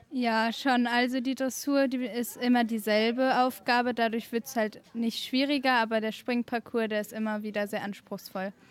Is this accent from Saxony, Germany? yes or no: no; Alpen, North Rhine-Westphalia, Germany; ich komme aus Alpen